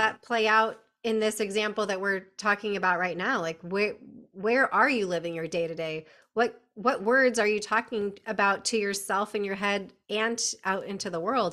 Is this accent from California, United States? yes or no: yes; California, United States; moved away; born and bred in California